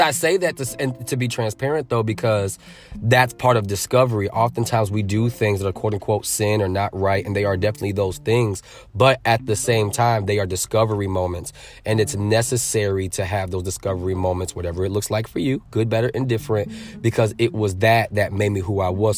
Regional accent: Norwich, Connecticut, United States; also born or lived in New Britain, Connecticut; now in Atlanta, United States; Raised in the Norwich, New London area, and, uh, we left in two thousand, so I've been in Atlanta for twenty years

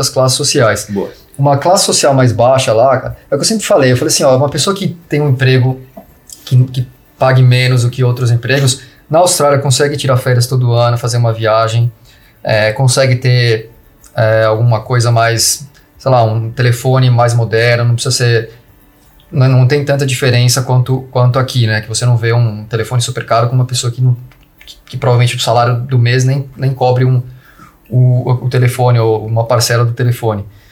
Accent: Brazil; moved away; a gente é brasileiro

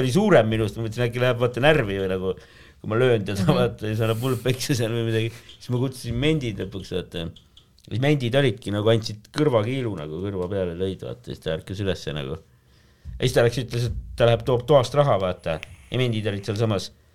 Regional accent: Tallinn, Harju County, Estonia; Tallinnas olen elanud

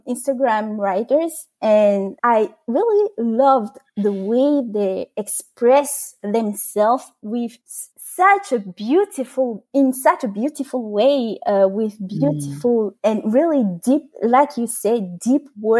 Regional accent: France; first language French; English is a second language; So first, like you said, I am French. My first language is French. And I wanted to improve my English by writing in English.

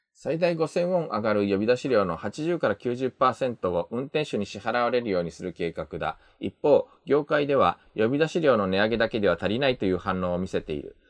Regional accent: Japan; also born or lived in South Korea; 日本生まれ、2回目の韓国在住が先日終わりました。日本人の

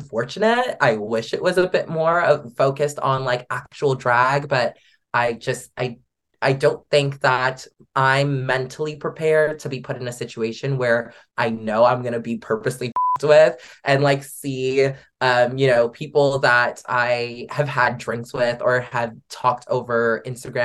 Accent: Canada; Canadians are f-ing killing it.

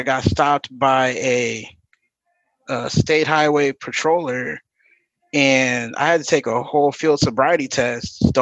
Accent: Akron, Ohio, United States; I'm from Akron, Ohio.

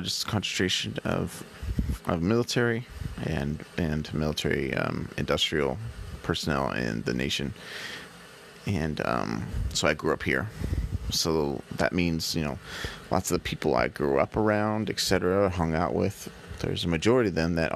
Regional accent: San Diego, California, United States; since around 2001-ish, I've been growing up in San Diego.

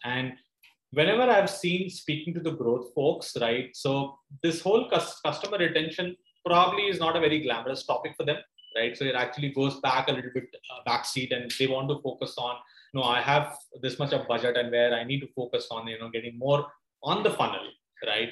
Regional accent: India; as an Indian consumer

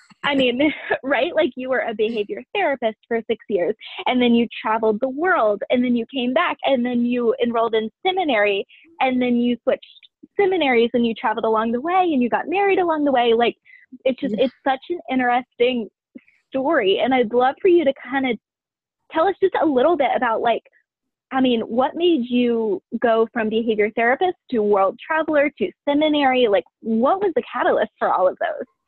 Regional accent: Ohio, United States; I grew up in Ohio in the middle of nowhere

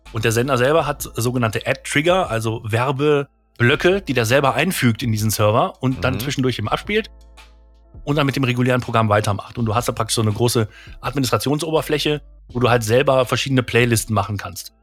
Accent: Krefeld, North Rhine-Westphalia, Germany; bei uns in Krefeld

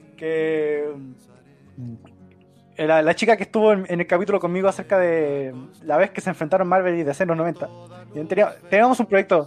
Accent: Chile; soy chileno

